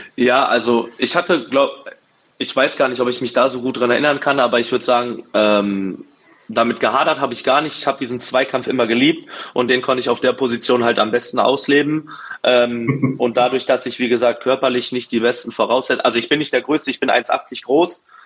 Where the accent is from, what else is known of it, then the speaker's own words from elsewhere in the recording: Berlin, Germany; moved away as an adult; now in Duisburg, Germany; bin geboren in Berlin, aufgewachsen, bin mit 22 Jahren nach Duisburg gezogen und lebe jetzt mittlerweile zehn Jahre hier